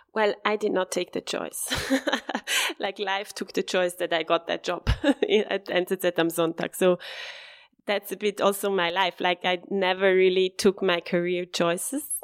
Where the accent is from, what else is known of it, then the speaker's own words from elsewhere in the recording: Bassersdorf, Zurich, Switzerland; I'm born and raised in Bassersdorf. It's, um, a town next to Flughafen, like next to the airport